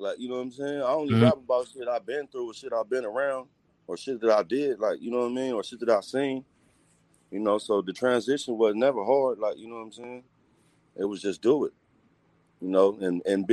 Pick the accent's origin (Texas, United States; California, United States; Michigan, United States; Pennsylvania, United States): California, United States; Hawthorne; also born or lived in Long Beach, California / Los Angeles / Compton / Paramount; I grew up in Hawthorne